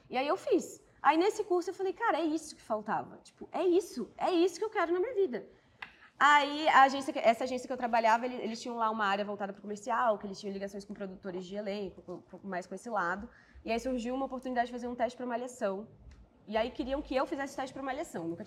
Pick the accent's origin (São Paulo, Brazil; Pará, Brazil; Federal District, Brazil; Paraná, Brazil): Federal District, Brazil; Brasília; Porque eu, eu sou de Brasília. E eu nunca na minha vida tinha imaginado que um dia eu seria atriz.